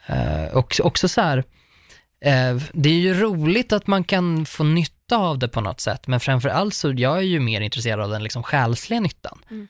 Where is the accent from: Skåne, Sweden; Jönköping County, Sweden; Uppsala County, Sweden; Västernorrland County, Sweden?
Uppsala County, Sweden; Uppsala; Uppsala, för att det är där jag kommer ifrån